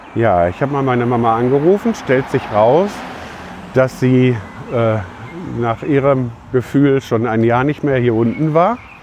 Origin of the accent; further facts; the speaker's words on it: Lüdenscheid, North Rhine-Westphalia, Germany; now in Schüttorf, Germany; in meiner Geburtsstadt Lüdenscheid